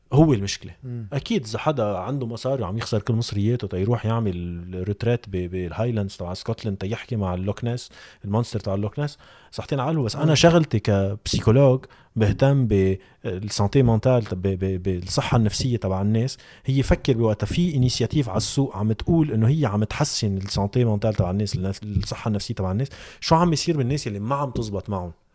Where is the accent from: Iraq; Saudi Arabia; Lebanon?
Lebanon; عندنا بلبنان